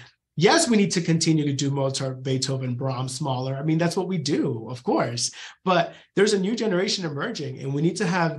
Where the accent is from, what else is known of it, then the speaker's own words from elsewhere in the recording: Knoxville, Tennessee, United States; And so I come from Knoxville, where you have UT.